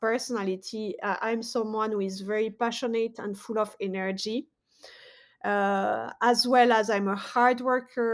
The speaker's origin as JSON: {"language": "English", "country": "France", "tie": "born or raised there", "moved": "as an adult", "lives_now": "United States", "said": "I was born in France, grew up in France, but also did a lot of my studies in the USA. So I've been living in America for 12 years"}